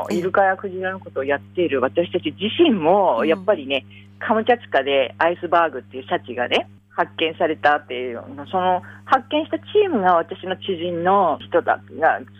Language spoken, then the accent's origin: Japanese; Funka Bay, Hokkaido, Japan; 噴火湾私が、はいはい、私の地元なんです。